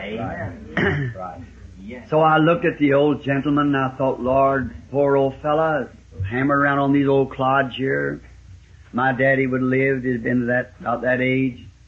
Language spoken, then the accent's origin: English; the South, United States; also born or lived in Ireland (ancestry); I'm a Southerner